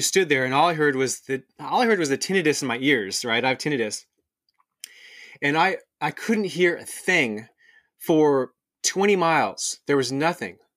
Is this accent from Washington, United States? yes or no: yes; Seattle, Washington, United States; moved away as an adult; also born or lived in Australia; I'm actually half Australian. I'm half American. Um, I grew up around Seattle